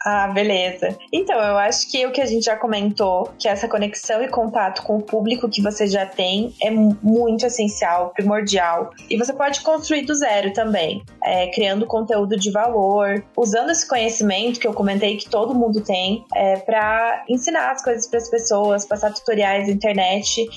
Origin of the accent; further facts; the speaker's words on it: Pato Branco, Paraná, Brazil; eu sou do interior do Paraná, de uma cidade chamada Pato Branco